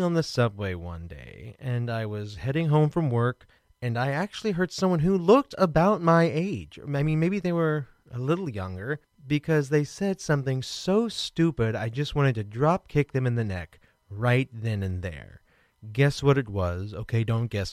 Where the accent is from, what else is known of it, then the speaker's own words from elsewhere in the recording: Kansas City, Missouri, United States; I'm from Kansas City